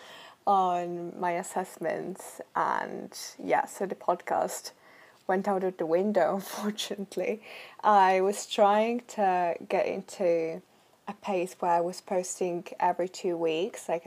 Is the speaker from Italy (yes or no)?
yes; Italy; moved away as an adult; now in United Kingdom; I am from Italy